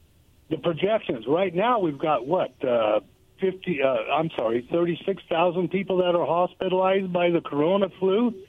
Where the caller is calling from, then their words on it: Goldendale, Washington, United States; calling from Golandale.